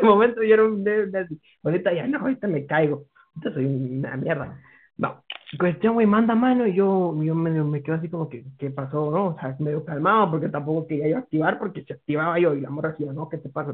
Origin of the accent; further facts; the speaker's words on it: Guatemala; soy de Guatemala.